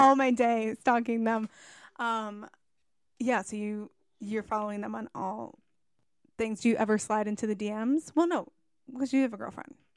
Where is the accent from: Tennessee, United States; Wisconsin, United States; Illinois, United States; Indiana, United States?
Illinois, United States; Algonquin; I'm from Chicago. I was raised in Algonquin